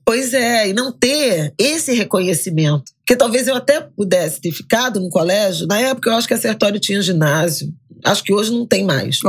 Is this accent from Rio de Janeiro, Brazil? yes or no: yes; Rio de Janeiro, Brazil; born or raised there; also born or lived in Méier, Rio de Janeiro